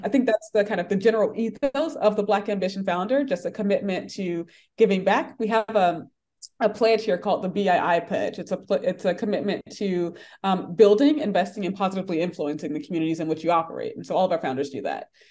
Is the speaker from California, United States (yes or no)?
no; Atlanta, Georgia, United States; I grew up in Atlanta.